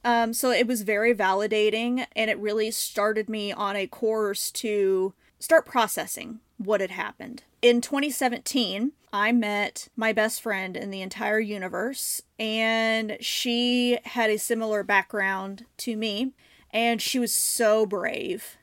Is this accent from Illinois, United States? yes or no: yes; Southern Illinois, United States; moved away as an adult; also born or lived in Saint Louis area, Missouri; now in St. Louis, United States; I grew up in Southern Illinois